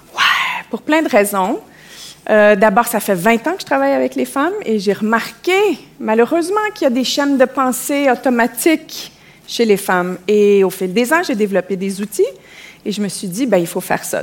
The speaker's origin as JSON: {"language": "French", "region": "Quebec", "country": "Canada", "accent": "Québécois", "said": "mon accent au Québec"}